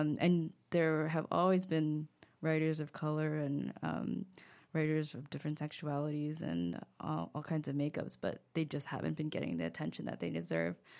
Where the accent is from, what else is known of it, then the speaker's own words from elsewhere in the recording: United States; accent: thick American; moved away as an adult; now in Paris, France; I was really self-conscious about my thick American accent